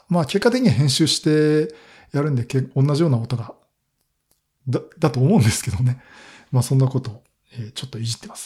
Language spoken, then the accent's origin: Japanese; Kanagawa, Japan; まあ、東京都、まあ、私は神奈川県なんですけど